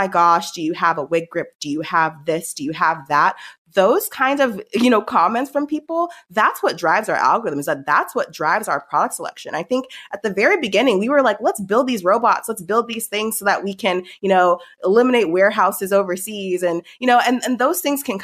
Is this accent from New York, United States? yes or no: no; Palm Springs, California, United States; moved away as an adult; also born or lived in Stanford / Cambridge, Massachusetts; I grew up in Palm Springs